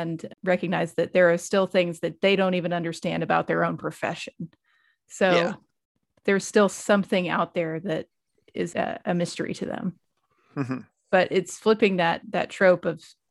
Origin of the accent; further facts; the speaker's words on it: Oklahoma, United States; I grew up in Oklahoma